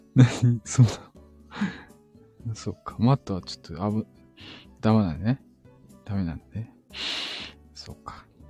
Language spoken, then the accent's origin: Japanese; Osaka, Japan; うちも大阪人やった